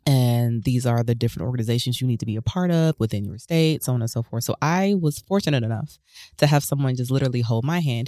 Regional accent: Huntsville, Alabama, United States; I grew up in Huntsville, Alabama

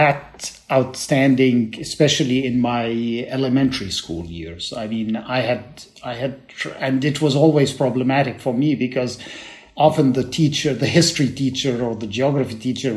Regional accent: Alexandria, Alexandria Governorate, Egypt; moved away; also born or lived in Cambridge / Beirut, Lebanon; I'm really an Alexandrian who grew up in Alexandria

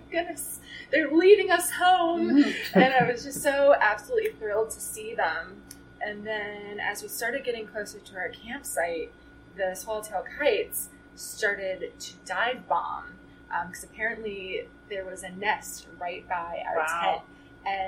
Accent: Miami, Florida, United States; moved away as an adult; also born or lived in Gainesville, Florida; now in Tallahassee, United States; I am a Florida native, and I was born in Miami, traveled to Gainesville for undergrad, and have now ended up in Tallahassee, Florida

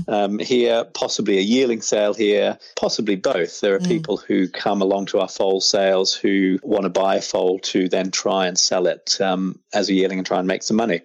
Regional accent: Australia; moved away as an adult; now in England, United Kingdom; growing up in Australia

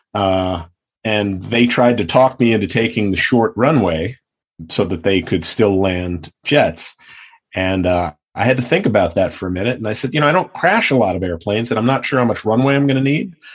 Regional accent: New York, United States; now in Los Angeles, United States; I grew up in New York.

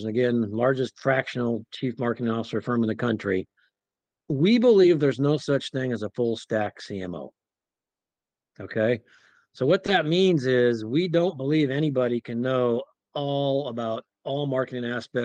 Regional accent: Nebraska, United States; moved away as an adult; also born or lived in Wyoming / Oklahoma; I grew up in Nebraska

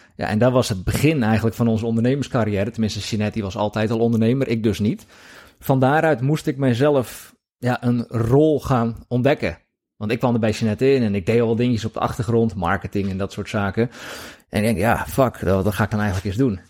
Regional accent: Hoeksche Waard, South Holland, Netherlands; ik kom uit die kant, ik kom uit Hoekse Waard.

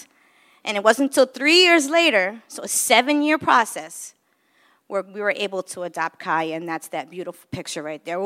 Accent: New York, United States; moved away as an adult; also born or lived in Chicago / Philadelphia; I was born in New York and grew up in New York

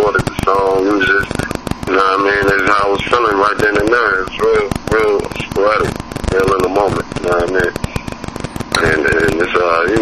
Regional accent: Chicago, Illinois, United States; moved away as an adult; also born or lived in Atlanta; now in Houston, United States; I was out in Atlanta for like a year with my pops, and then I came back to Chicago, went to high school in Chicago

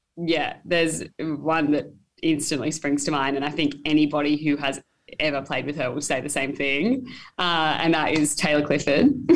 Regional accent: Taree, New South Wales, Australia; also born or lived in Sydney; I was born in Sydney, but I actually grew up in Taree right. um, on the mid north coast of New South Wales. Um, so, yeah, I spent 11 years there growing up

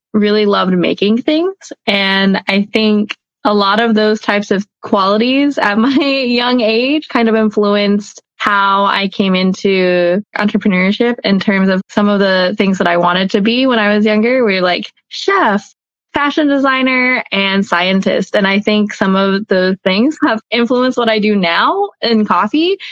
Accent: Atlanta, Georgia, United States; grew up in Atlanta. I was born and raised here.

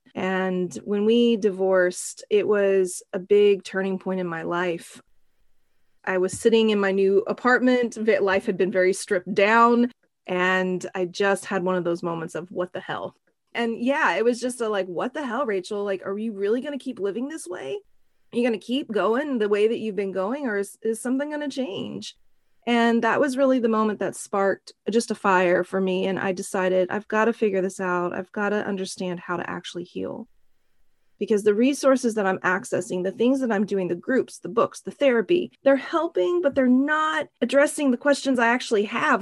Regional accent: Oklahoma, United States; now in San Francisco, United States; growing up in Oklahoma, I'm a country girl at heart

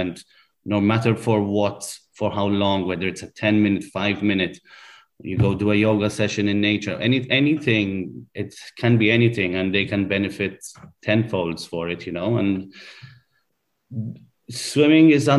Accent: Malta; When you come from a small country, like we're from Malta

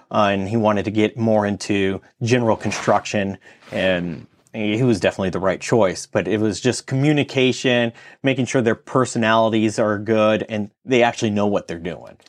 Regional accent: California, United States; moved away as an adult; I'm from California

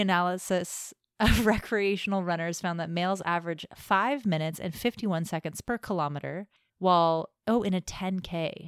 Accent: United States; I'm American

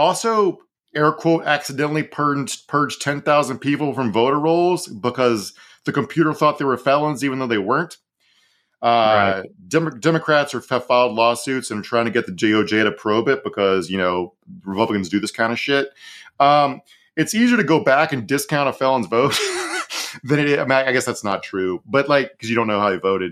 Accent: Virginia, United States; my home state of Virginia

